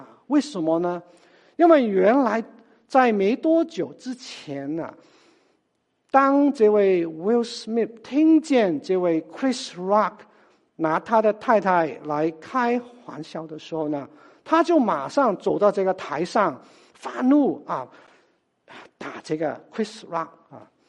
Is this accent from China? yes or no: yes; China; 就好像我们中国人，我们吃饭的时候，很多时候我们都是呃把这个菜。